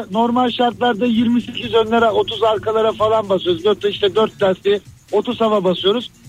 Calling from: Istanbul, Turkey; ben İstanbul'dan.

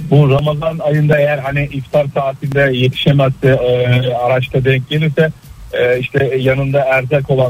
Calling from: Istanbul, Turkey

